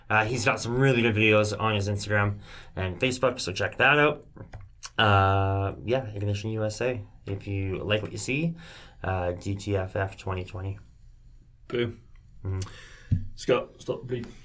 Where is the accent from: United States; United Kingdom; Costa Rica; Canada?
Canada; I'm a I'm a Canadian. I don't have a passport.